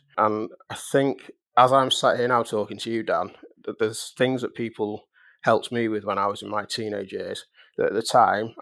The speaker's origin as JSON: {"language": "English", "town": "Manchester", "region": "North West England", "country": "United Kingdom", "said": "we were both from Manchester"}